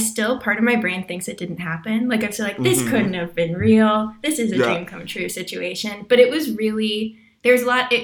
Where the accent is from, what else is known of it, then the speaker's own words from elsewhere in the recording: Los Angeles, California, United States; I'm from Los Angeles and I live here